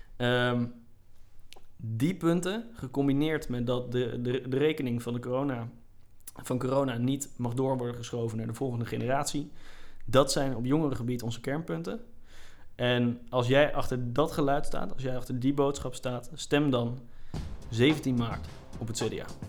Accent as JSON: {"language": "Dutch", "region": "Groningen", "country": "Netherlands", "said": "als Groningers moeten we het daar eigenlijk niet over hebben"}